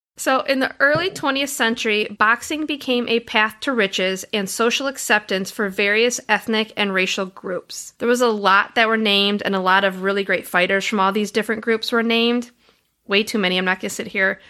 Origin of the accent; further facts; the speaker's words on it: Detroit, Michigan, United States; where I grew up in Detroit, Michigan